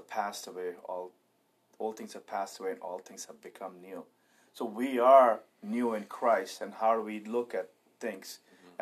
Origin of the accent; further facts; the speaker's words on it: India; now in United States; being an Indian living in America